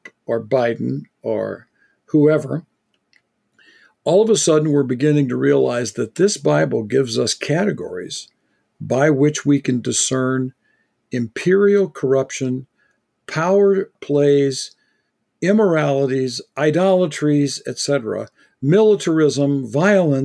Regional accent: United States; I, as an American

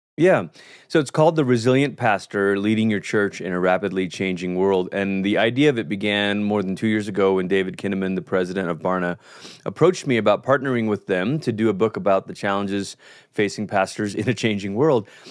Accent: Malaysia; moved away as an adult; now in United States; culturally, I'm from Malaysia. That's where I grew up.

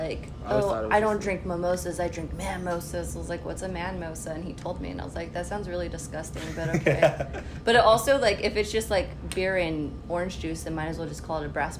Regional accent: Stockton, California, United States; also born or lived in Oregon; Born and raised in Stockton.

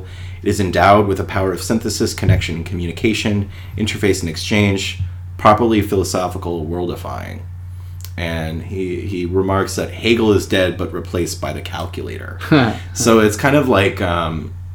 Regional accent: United States; as an American

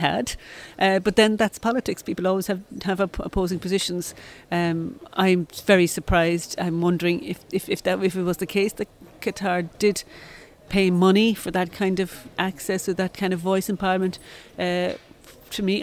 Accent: Ireland; As an Irish coming from the Irish representative community

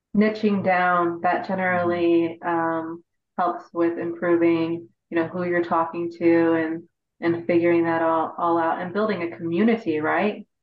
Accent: Indiana, United States; Indiana, which is my home state

